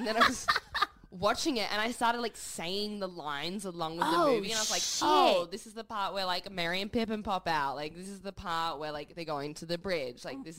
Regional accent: Perth, Western Australia, Australia; we're from Perth and that's our culture.

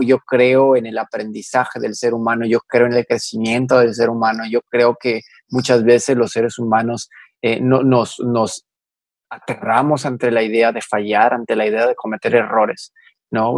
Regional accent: Mexico; tenemos como mexicanos

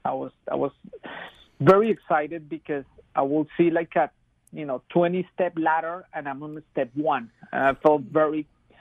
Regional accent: Bogotá, Colombia; moved away as an adult; now in Charlotte, United States; I come from Colombia, from Bogota, which is a city with 10 million people. It's massive. It's huge. It's like New York City. It's very fast, dynamic. It's very dense.

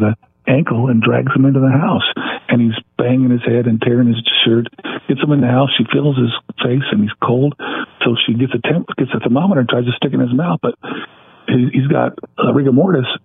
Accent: Ontario, California, United States; the house I grew up in Ontario

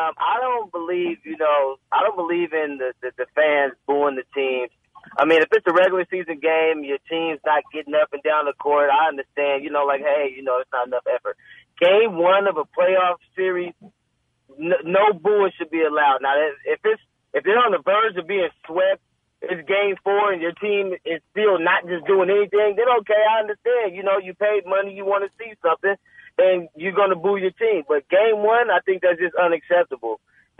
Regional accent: Oakland, California, United States; I'm from Oakland

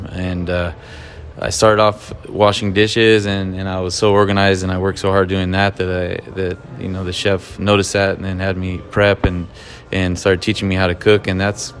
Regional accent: California, United States; growing up in California, that's what you eat.

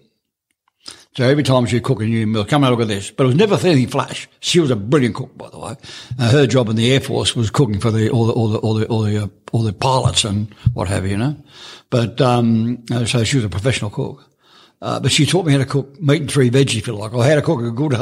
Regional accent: Melbourne, Victoria, Australia; moved away as an adult; also born or lived in Moorabbin; now in Coober Pedy, Australia; I grew up in Melbourne, but I was never happy there

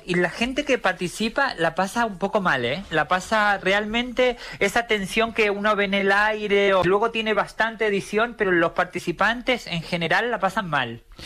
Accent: Argentina; now in Spain; vengo como de, Argentina, donde no tenemos, donde no tenemos realeza

